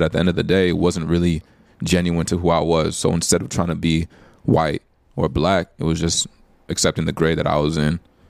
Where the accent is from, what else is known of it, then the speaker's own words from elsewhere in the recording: Nigeria; You know, I'm a Nigerian. I am an African American.